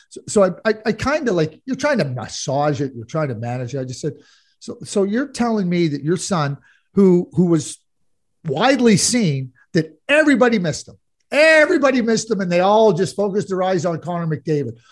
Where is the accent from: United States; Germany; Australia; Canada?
Canada; Montreal, Quebec; I grew up in Montreal as a Guy Lafleur fan